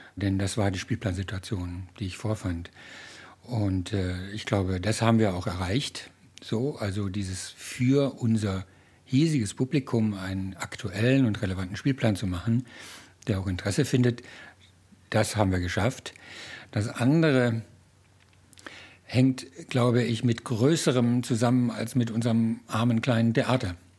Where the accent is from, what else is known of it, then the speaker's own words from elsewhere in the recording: Ruhr area, North Rhine-Westphalia, Germany; moved away as an adult; now in Nuremberg, Germany; Ich bin ja ein Kind des Ruhrgebiets